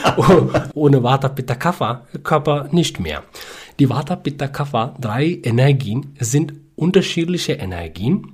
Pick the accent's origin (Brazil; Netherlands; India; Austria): India; South India; German is a second language; moved away as an adult; also born or lived in Bangalore, India; now in Rügen, Germany; Ja, ich komme aus Südindien in der Nähe näher von südwestlichen Küste äh, von ja. Indien.